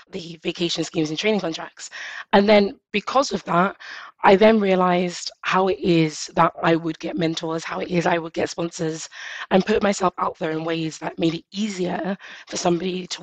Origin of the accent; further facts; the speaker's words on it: London, United Kingdom; I grew up in East London